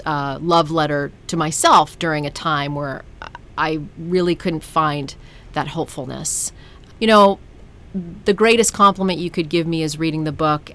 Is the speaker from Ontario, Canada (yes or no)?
yes; Ottawa, Ontario, Canada; moved away as an adult; also born or lived in New York City; I'm a kid from Ottawa, Canada